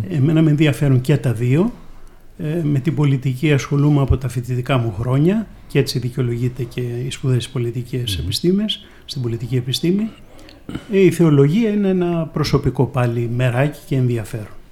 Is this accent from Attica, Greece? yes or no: yes; Athens, Attica, Greece; also born or lived in Corfu; έχω γεννηθεί στην αθηνα στην Κεσαριανή συγκεκριμένα